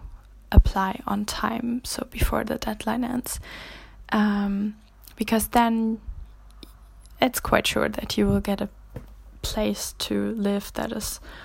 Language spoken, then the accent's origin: English; Germany; moved away as an adult; now in Jönköping, Sweden; I'm from Germany, and I study